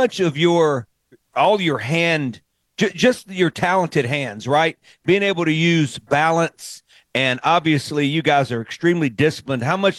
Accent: Mississippi Delta, United States; growing up in the Mississippi Delta

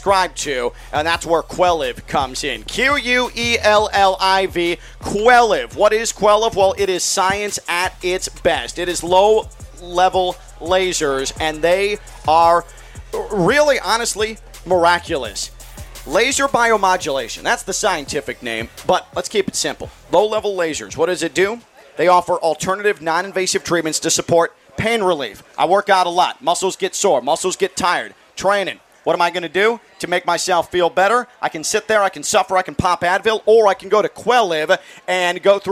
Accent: Chicago, Illinois, United States; moved away; I was in Chicago late last week and over the weekend visiting my parents. It's my hometown

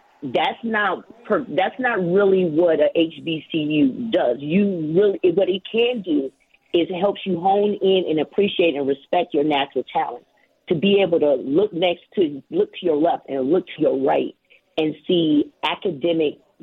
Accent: Chicago, Illinois, United States; moved away as an adult; also born or lived in Jackson, Mississippi; growing up in Chicago, going from Inglewood to Beverly

